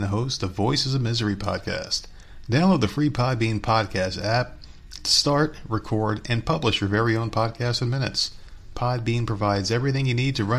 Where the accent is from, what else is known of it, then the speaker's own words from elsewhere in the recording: New Jersey, United States; also born or lived in Schenectady, New York; I'm from New Jersey